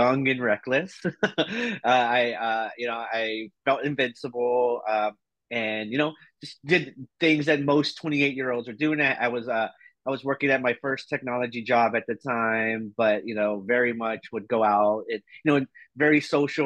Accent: Houston, Texas, United States; moved away as an adult; now in Seattle, United States; I'm originally from Houston, Texas, and I've been living in Seattle for just a little over 11 years now

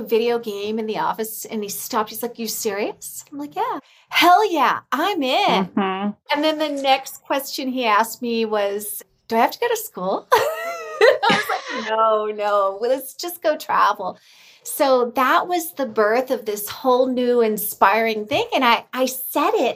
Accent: California, United States; I'm from California

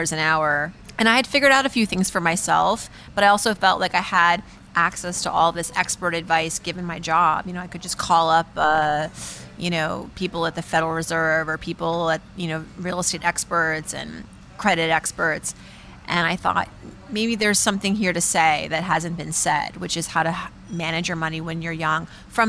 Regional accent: Shiraz, Fars, Iran; now in Brooklyn, United States; my parents' Iranian restaurant growing up in Shiraz

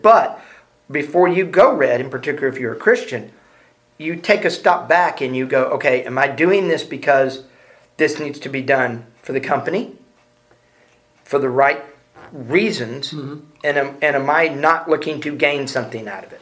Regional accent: Houston, Texas, United States; I'm from Houston, so we're both from Texas.

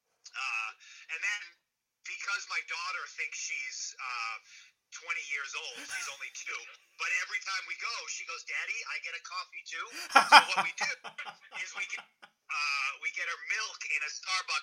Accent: New England, United States; I'm from New England

